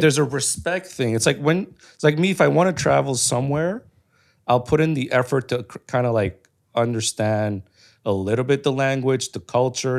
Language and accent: English; Canada; I'm Canadian, but I'm not, like, white. Like, my culture is not that. I'm Cambodian.